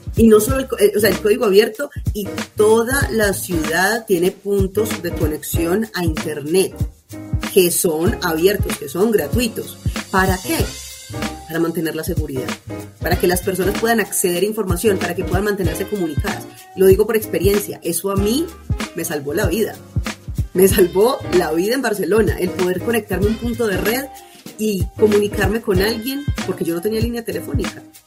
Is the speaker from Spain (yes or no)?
no; Medellín, Antioquia, Colombia; mi ciudad natal, parecía Medellín